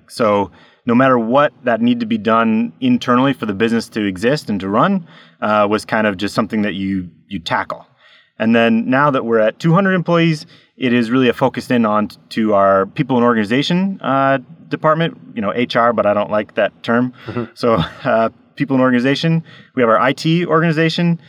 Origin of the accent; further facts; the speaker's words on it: United States; moved away as an adult; now in Norway; I'm an American in Norway. I've been here for 13 years